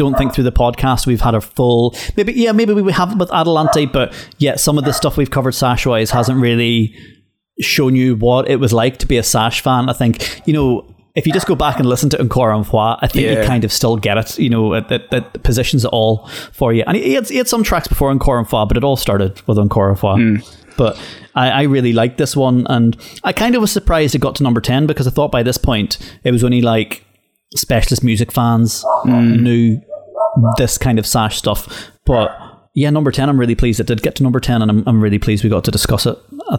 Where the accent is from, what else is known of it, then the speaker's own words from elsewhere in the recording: Limavady, Northern Ireland, United Kingdom; they adopt the accent, which is like people where I come from in Limavady. Some people think that I'm completely English and that I don't sound Northern Irish in the slightest.